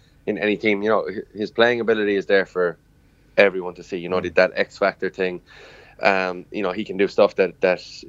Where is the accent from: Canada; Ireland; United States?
Ireland; Limerick, Munster; I'm from Limerick, I'm a proud Limerick and Munster man